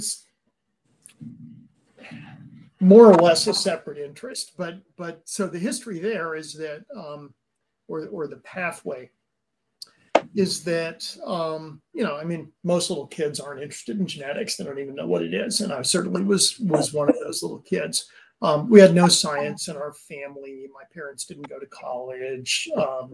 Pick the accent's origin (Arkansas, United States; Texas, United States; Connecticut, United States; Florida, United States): Connecticut, United States; a little town outside of New Haven; now in California, United States; I was raised in a little town outside of New Haven, Connecticut